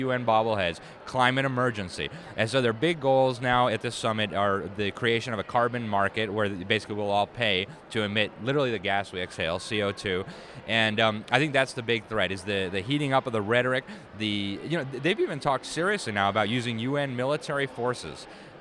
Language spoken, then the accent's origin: English; Miami, Florida, United States; I'm from Miami.